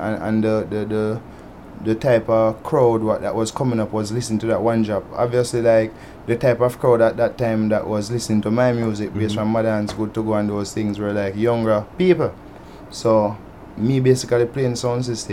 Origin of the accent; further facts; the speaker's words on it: Saint Elizabeth, Jamaica; I was born in St. Elizabeth, raised up in St. Elizabeth